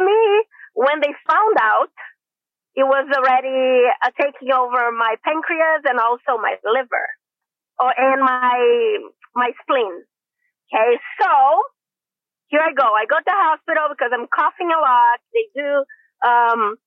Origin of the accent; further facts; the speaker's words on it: Brazil; moved away as an adult; now in San Diego, United States; I'm from Brazil. I have been in the United States for over 21 years.